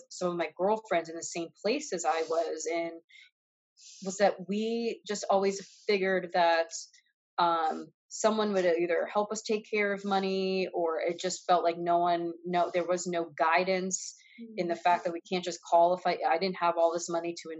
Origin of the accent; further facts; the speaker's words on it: New York, United States; now in Los Angeles, United States; I am here living in Los Angeles. I'm originally from New York.